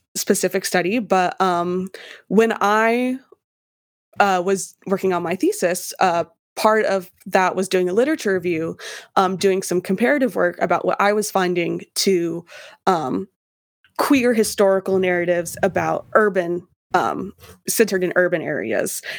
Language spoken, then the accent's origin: English; Idaho, United States; moved away; I was from Idaho